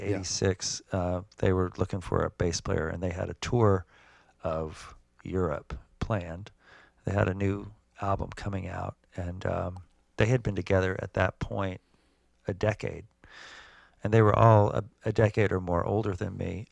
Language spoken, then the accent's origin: English; Georgia, United States; moved away as an adult; also born or lived in Athens, Georgia / New York; I grew up in Georgia